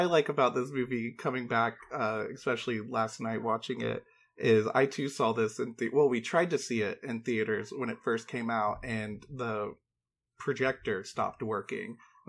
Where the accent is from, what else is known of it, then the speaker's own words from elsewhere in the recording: North Georgia, United States; now in Los Angeles, United States; Oh, I grew up in North Georgia.